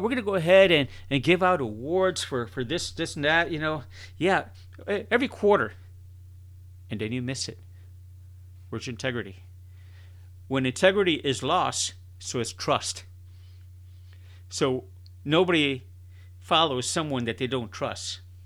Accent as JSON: {"language": "English", "town": "Chicago", "region": "Illinois", "country": "United States", "tie": "born or raised there", "said": "I was born and raised in Chicago, Illinois"}